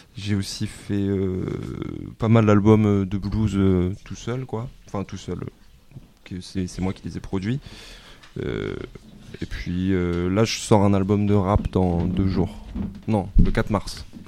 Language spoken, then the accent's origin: French; Marseille, Provence-Alpes-Côte d'Azur, France; moved away as an adult; also born or lived in Paris; je suis né à Marseille